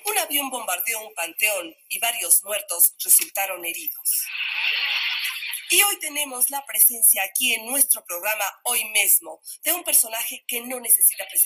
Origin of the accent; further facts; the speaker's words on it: Mandinga, Veracruz, Mexico; Ah, pues yo soy un jarocho de mandinga.